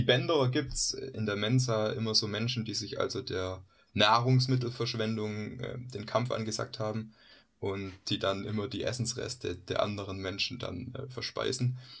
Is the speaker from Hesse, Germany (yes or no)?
no; Swabia, Baden-Württemberg, Germany; moved away; also born or lived in Freiburg; ich komme aus Schwaben